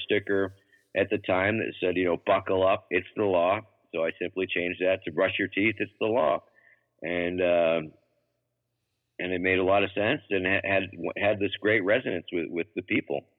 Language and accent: English; Massachusetts, United States; moved away; also born or lived in Baltimore, Maryland; my home state of Massachusetts